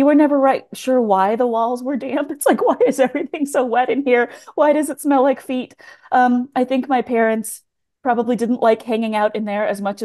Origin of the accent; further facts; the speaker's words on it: Tacoma, Washington, United States; I grew up in Tacoma, Washington